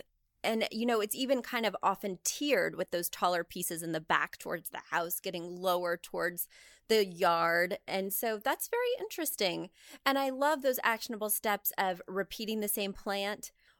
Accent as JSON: {"language": "English", "region": "Midwest", "country": "United States", "tie": "born or raised there", "said": "Because I grew up in the Midwest and we get everything a little later out there."}